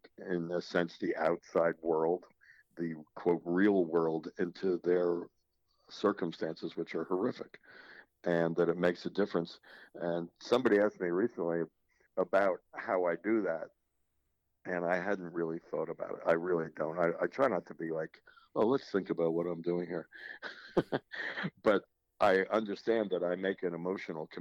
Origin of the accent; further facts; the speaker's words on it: South Orange, New Jersey, United States; I grew up in South Orange, first of all, where the university is located